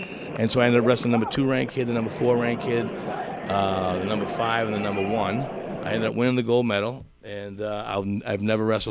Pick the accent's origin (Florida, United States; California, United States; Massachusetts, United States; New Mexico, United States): Massachusetts, United States; Malden; growing up in Malden, as we all know, sports was huge